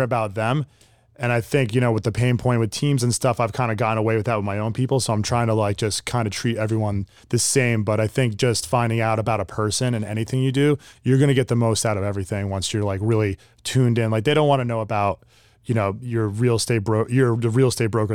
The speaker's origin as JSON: {"language": "English", "town": "Sparta", "region": "New Jersey", "country": "United States", "tie": "born or raised there", "said": "I grew up in Sparta, New Jersey"}